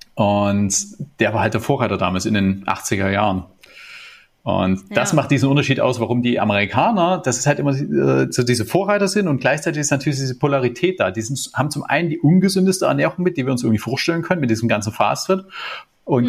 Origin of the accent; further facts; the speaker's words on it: Germany; bei uns in Deutschland